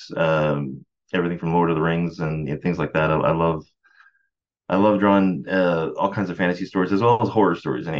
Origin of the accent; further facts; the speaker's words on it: San Antonio, Texas, United States; I grew up in San Antonio, Texas